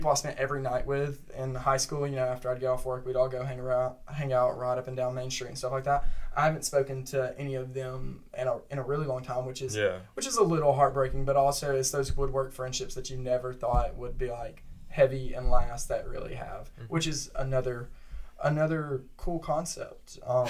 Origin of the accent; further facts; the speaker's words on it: Cedartown, Georgia, United States; now in Rome, United States; as the most local person here, I'm from Cedartown, just 20 minutes south of Rome.